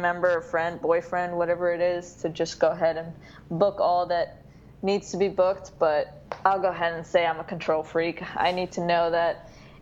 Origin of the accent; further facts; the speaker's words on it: New York, United States; I am originally from New York